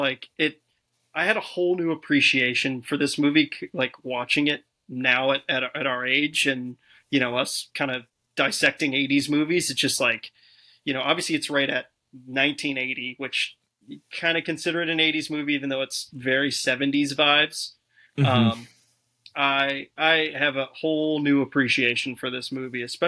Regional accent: Chicago, Illinois, United States; we grew up in Chicago

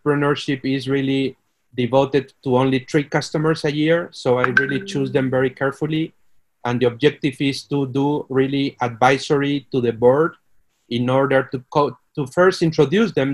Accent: Peru; moved away as an adult; also born or lived in Mexico / United States / Brazil / Mexico City; now in Monterrey, Mexico; I am Peruvian

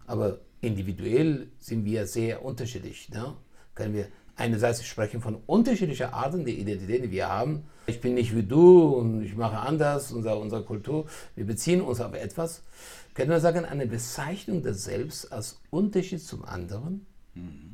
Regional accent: Iran; moved away; ich bin in Persien geboren, ich bin aus einer schwedischen Tradition gekommen und dann doch mich weiterentwickelt habe dann bin ich hierher gekommen

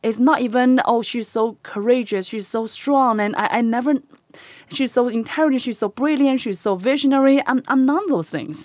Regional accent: China; moved away; I am born and raised in a little tiny village in China

